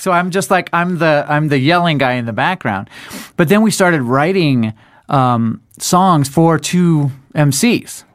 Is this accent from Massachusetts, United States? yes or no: no; Denver, Colorado, United States; we're from Denver